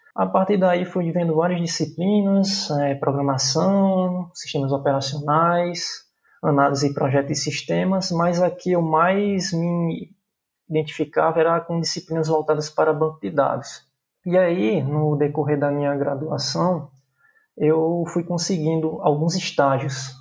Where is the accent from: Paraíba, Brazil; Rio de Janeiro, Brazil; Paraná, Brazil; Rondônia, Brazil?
Paraíba, Brazil; João Pessoa; sou natural da cidade de João Pessoa, na Paraíba, na cidade a qual eu moro até hoje.